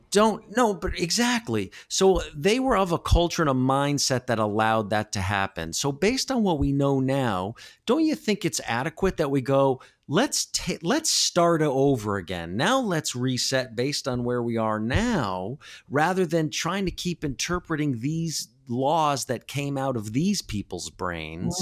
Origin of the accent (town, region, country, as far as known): United States; now in Los Angeles, United States